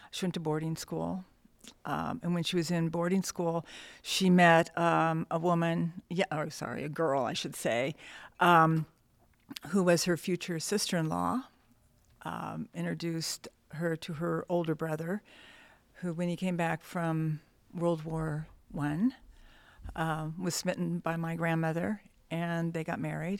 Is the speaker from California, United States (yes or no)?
yes; Downey, California, United States; also born or lived in Montebello, California; born in Montebello. I grew up in Downey